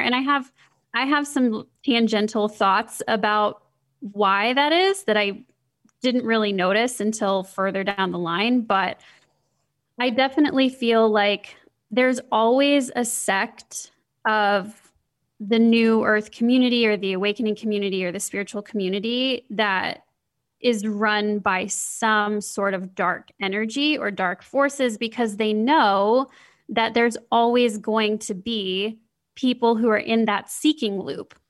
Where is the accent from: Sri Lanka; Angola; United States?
United States; Midwest; growing up in the Midwest